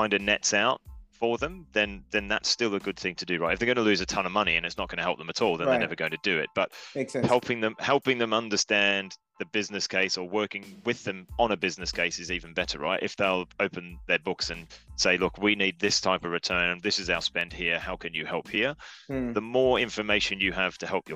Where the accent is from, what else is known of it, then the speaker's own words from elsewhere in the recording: Australia; now in United Kingdom; I'm Australian, so I'll answer it as an Australian living in the UK